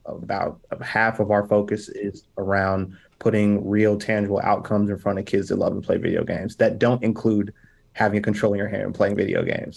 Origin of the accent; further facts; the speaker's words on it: Indianapolis, Indiana, United States; I'm from Indianapolis